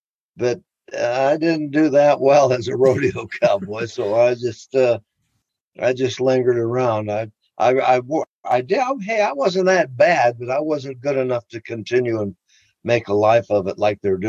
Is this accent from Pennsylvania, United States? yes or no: no; Chicago, Illinois, United States; born there; I was born in Chicago, Illinois